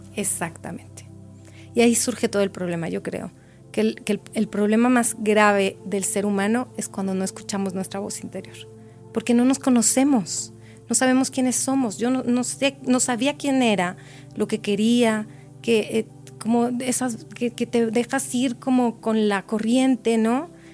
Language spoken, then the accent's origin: Spanish; Mexico; now in Chile; como yo todavía no me he nacionalizado chilena, y sigo siendo mexicana